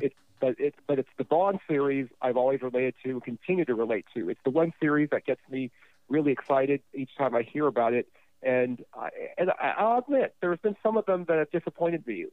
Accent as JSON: {"language": "English", "town": "Los Angeles", "region": "California", "country": "United States", "tie": "born or raised there", "said": "When I was born and we were growing up in Los Angeles"}